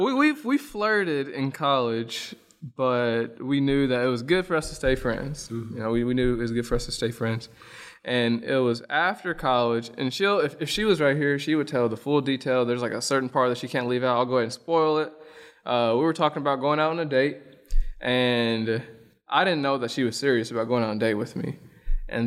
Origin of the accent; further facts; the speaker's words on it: Springfield, Illinois, United States; also born or lived in Mayfield, Kentucky / Ballard County, Kentucky; I'm from Western Kentucky, but I'm originally from Springfield, Illinois. I was born in Mayfield, Kentucky, but I'm from Springfield, Illinois.